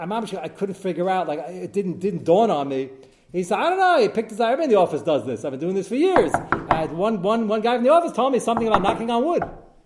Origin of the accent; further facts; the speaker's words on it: United States; hey, I'm American